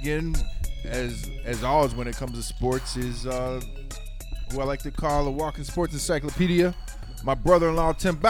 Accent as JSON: {"language": "English", "town": "Houston", "region": "Texas", "country": "United States", "tie": "born or raised there", "said": "my hometown Houston Astros"}